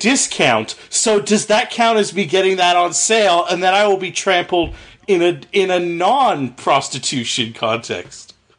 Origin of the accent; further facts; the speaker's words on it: Canada; I'm Canadian